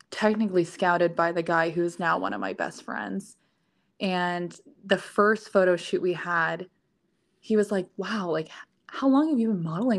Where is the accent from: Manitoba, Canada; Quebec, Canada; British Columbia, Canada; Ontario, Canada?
Ontario, Canada; just outside of Ottawa; moved away as an adult; also born or lived in New York; now in Texas, United States; I grew up in Canada. So not many people know exactly where. So I always say just outside of Ottawa. I did kind of grow up in like a little small town